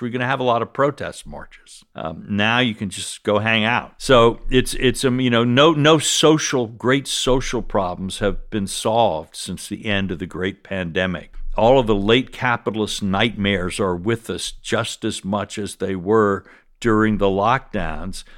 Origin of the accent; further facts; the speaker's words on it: South Carolina, United States; moved away; I'm from South Carolina